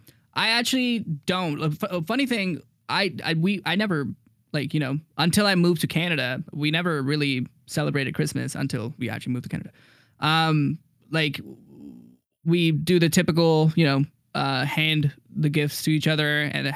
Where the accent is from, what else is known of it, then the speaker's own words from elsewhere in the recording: India; because like I'm from India and like my parents' religion is Hinduism.